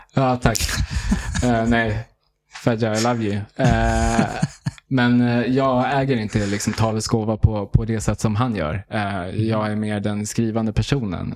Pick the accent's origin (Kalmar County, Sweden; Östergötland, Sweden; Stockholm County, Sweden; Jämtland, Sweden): Stockholm County, Sweden; Haninge; also born or lived in Järfälla / Tunisia; då bosatte vi oss i Västerhaninge, i, i Haninge. Så där jag, liksom, det är där jag eh, är, eh, känner som liksom, mitt hem